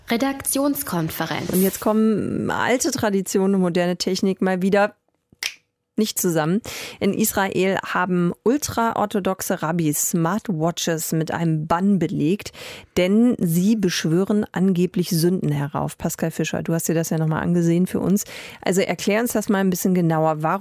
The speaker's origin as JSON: {"language": "German", "country": "South Korea", "second_language": "German", "lives_now": "Germany", "said": "sind die Deutschen eigentlich total bescheuert oder unhöflich, weil bei uns in Südkorea mhm. machen wir das eigentlich ganz anders?"}